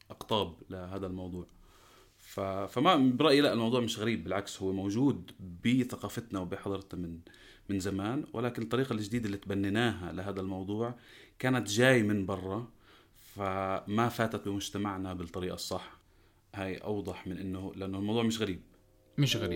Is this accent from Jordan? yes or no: yes; Jordan